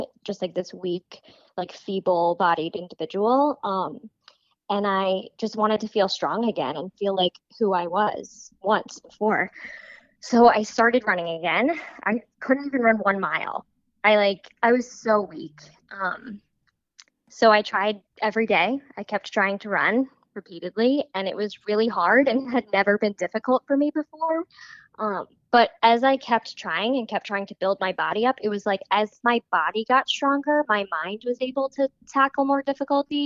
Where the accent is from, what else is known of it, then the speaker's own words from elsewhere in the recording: New York, United States; now in California, United States; I'm originally from New York, and I am currently living in California